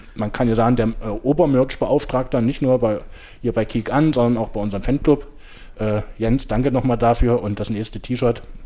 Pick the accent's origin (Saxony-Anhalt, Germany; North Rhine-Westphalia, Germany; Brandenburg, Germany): Saxony-Anhalt, Germany; Halle; moved away as an adult; now in Berlin, Germany; meine Heimatstadt, Hallischer